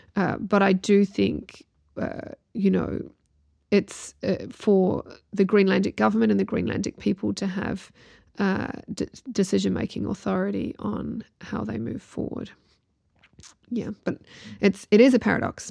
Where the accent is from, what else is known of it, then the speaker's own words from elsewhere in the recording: New Zealand; heritage based in Ireland and growing up in New Zealand